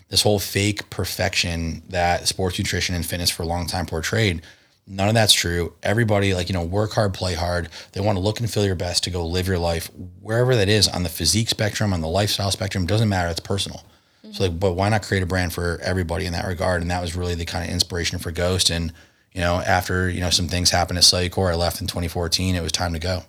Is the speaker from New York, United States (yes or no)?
no; Connecticut, United States; born or raised there; moved away as an adult; also born or lived in Chicago / Las Vegas